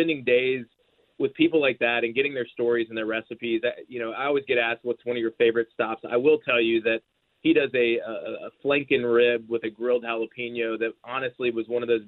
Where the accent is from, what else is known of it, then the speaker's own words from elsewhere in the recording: Georgia, United States; now in Nashville, United States; Nashville is home for me now. I grew up in Georgia